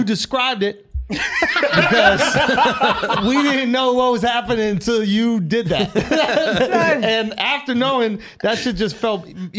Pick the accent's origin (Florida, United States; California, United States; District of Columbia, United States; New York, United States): New York, United States; We're from New York.